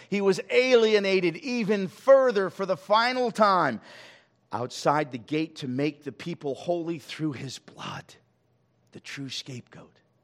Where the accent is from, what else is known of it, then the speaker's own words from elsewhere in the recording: Los Angeles, California, United States; We grew up in Hollywood, and I occasionally drive by.